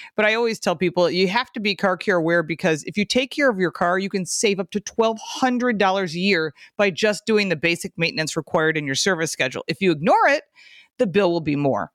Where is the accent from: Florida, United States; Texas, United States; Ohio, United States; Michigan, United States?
Michigan, United States; now in Buffalo, United States; I'm from Michigan, and I live in Buffalo